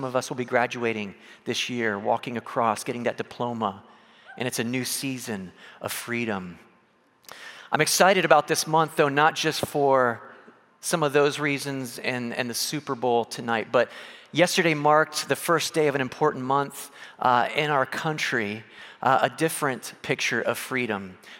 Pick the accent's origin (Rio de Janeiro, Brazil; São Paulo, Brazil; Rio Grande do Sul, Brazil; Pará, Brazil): São Paulo, Brazil; I grew up in South America, in Brazil, in São Paulo, and there, it's a big deal.